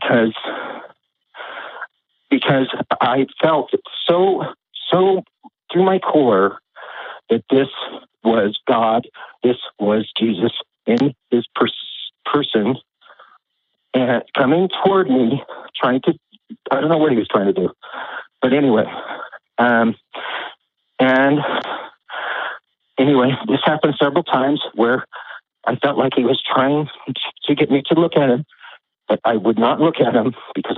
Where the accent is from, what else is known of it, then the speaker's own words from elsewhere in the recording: United States; I was raised in America